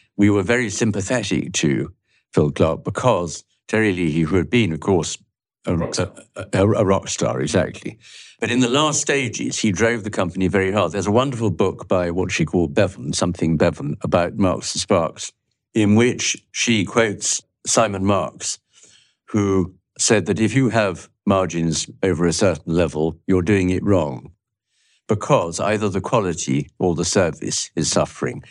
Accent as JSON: {"language": "English", "region": "London", "country": "United Kingdom", "tie": "born or raised there", "also_born_or_lived": "Jamaica", "said": "I grew up in London and Jamaica, where I spent a couple of years"}